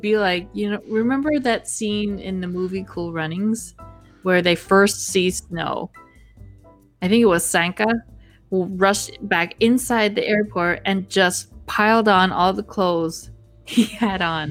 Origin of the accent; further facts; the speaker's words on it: Minnesota, United States; I was born and raised in Minnesota.